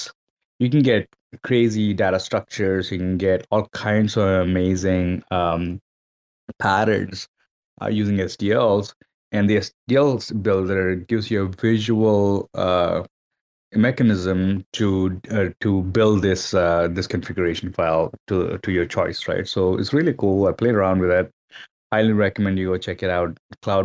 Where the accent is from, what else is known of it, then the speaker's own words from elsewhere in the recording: Hyderabad, Telangana, India; moved away; Hyderabad is my hometown as well.